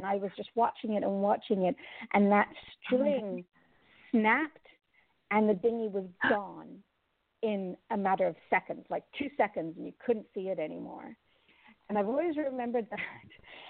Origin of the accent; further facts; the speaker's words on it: Jamaica; also born or lived in Cayman Islands; But growing up in the Caribbean, both in Jamaica and in Cayman, I've always loved the ocean.